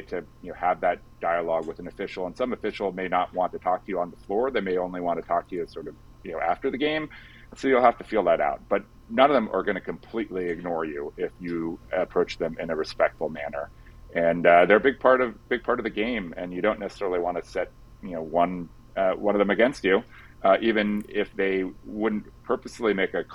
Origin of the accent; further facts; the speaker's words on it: Mill Valley, California, United States; I grew up in Mill Valley.